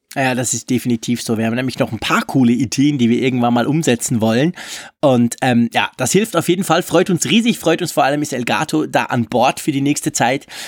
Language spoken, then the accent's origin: German; Switzerland; bei uns in der Schweiz